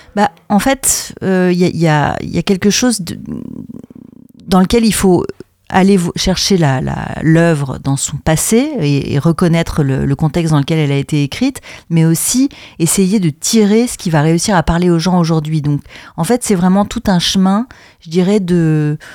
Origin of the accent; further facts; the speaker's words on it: France; moved away as an adult; also born or lived in Brussels, Belgium; je suis française à la base, mais j'ai fait mes études à l'INSAS, qui est une école de théâtre et de cinéma à Bruxelles. Donc j'y suis restée